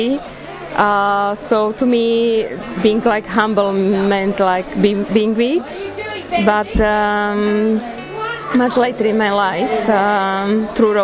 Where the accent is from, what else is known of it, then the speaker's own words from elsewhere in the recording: Slovakia; I'm from Slovakia